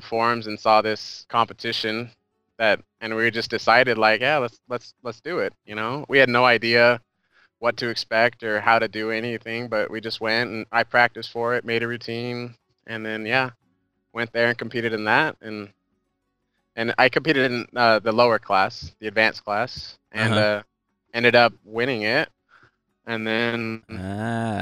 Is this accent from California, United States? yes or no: yes; Bakersfield, California, United States; my hometown, Bakersfield